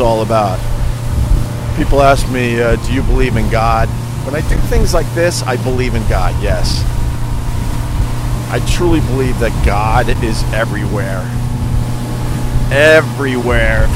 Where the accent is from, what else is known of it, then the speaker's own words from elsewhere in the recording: Long Island, New York, United States; I was brought up on Long Island as well, and my grandma had a house in Wading River.